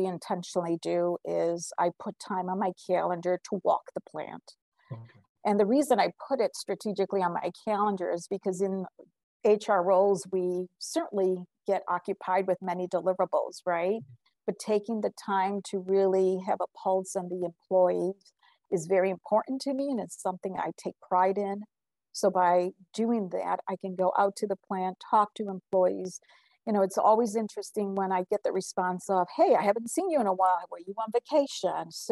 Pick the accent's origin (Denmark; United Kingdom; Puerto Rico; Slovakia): Puerto Rico; moved away; I was born in Puerto Rico